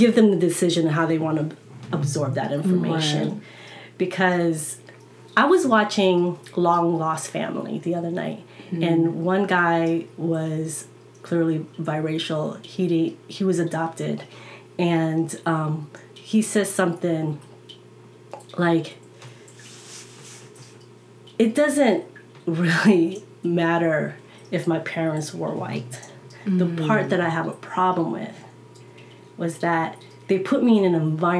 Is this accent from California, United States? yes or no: yes; coastal California and New Jersey, United States; also born or lived in Philippines; even though I'm from the Philippines, I grew up by coastal California and New Jersey